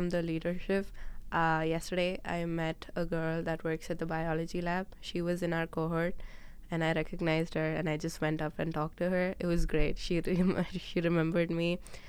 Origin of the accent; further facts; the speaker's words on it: India; For example, I'm Indian, and then Arisha is Pakistani